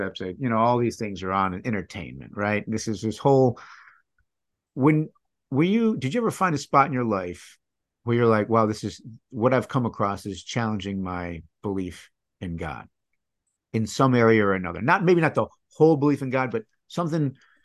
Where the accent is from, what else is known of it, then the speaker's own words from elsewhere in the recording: Michigan, United States; growing up in Michigan, I didn't realize how much Catholicism had influenced the state